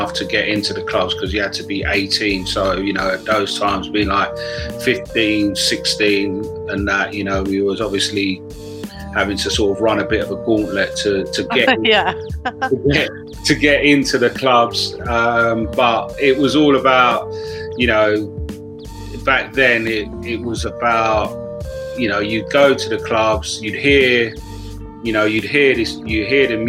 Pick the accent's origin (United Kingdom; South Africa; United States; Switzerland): United Kingdom; growing up in Britain, sort of like in the early 60s